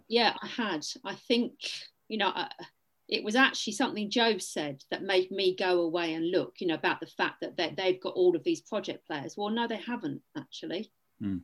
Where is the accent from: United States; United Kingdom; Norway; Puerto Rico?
United Kingdom; England; I am English, by the way, not Welsh.